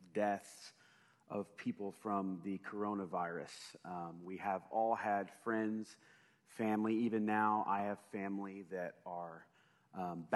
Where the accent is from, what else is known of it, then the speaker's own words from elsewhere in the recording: United States; as an American